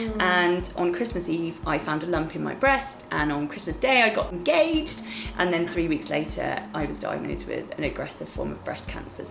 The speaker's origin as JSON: {"language": "English", "area": "the West Country near Bath", "region": "South West England", "country": "United Kingdom", "tie": "born or raised there", "moved": "yes", "lives_now": "London, United Kingdom", "said": "I grew up in the West Country near Bath"}